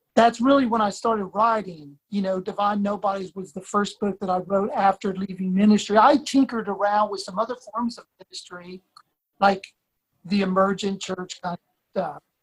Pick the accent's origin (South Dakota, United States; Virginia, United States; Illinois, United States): Virginia, United States; Blacksburg; I grew up in Blacksburg, Virginia